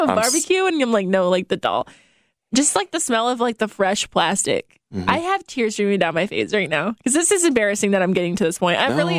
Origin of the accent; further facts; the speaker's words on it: Fort Wayne, Indiana, United States; there is actually a bread factory in Fort Wayne. And so I equate the smell of baking bread to my hometown.